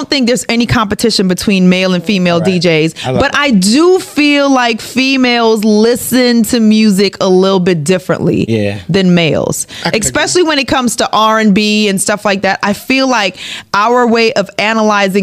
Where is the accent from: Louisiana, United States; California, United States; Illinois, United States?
Louisiana, United States; New Orleans; also born or lived in Trinidad and Tobago; now in Atlanta, United States; Grew up in New Orleans, though. So New Orleans is home, but I'm a born Trini